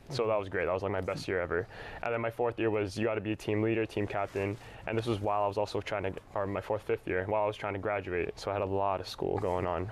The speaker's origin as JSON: {"language": "English", "town": "Brantford", "region": "Ontario", "country": "Canada", "tie": "born or raised there", "also_born_or_lived": "Philippines", "said": "immigrated here when I was about two years old uh, in Brantford. And um, yeah, essentially grew up here all my life"}